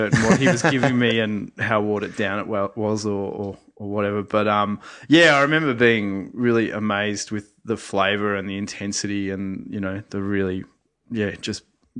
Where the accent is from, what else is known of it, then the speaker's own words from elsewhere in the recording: Sydney, New South Wales, Australia; In Sydney.